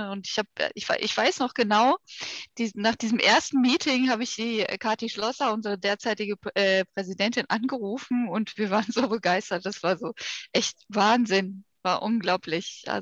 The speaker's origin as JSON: {"language": "German", "area": "Ruhr area", "region": "North Rhine-Westphalia", "country": "Germany", "tie": "born or raised there", "said": "Ich habe in Bochum studiert das, äh, ich komme also gebürtig äh, aus dem Ruhrgebiet, bin auch da immer geblieben."}